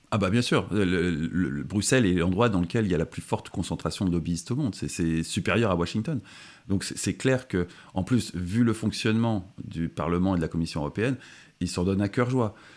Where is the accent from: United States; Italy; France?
France; en tant que Français